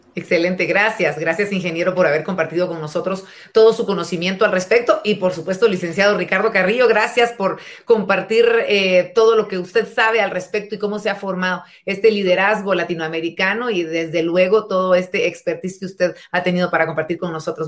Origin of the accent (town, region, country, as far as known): Guatemala